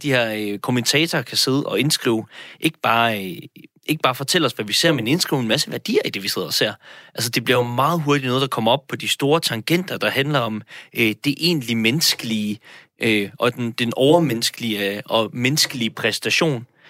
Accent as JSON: {"language": "Danish", "country": "Denmark"}